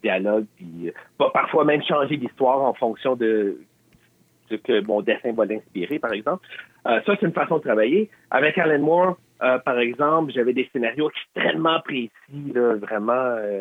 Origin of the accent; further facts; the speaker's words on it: Quebec, Canada; On est des Québécois